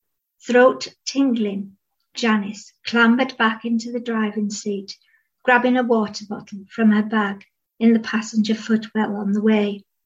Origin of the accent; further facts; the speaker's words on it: North West England, United Kingdom; accent: Cumbrian; it sort of has its own culture and accent, which is I've kept a bit of, but it's my accent's changed a bit, and dialect, and I quite liked being able to put a bit of Cumbrian dialect words into the novel